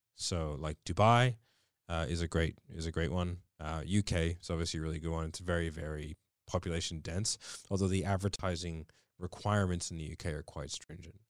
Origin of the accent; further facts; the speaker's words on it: Australia; we are Australian